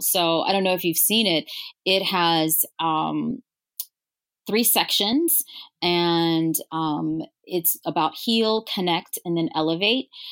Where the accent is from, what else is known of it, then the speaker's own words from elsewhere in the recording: Louisiana, United States; moved away; I'm originally from Louisiana